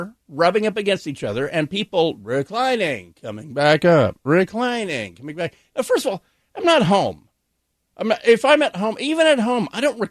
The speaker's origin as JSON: {"language": "English", "region": "Hawaii", "country": "United States", "tie": "born or raised there", "said": "I am, of course, a native Hawaiian. I was born in Hawaii, so I'm a Hawaiian Pacific Islander."}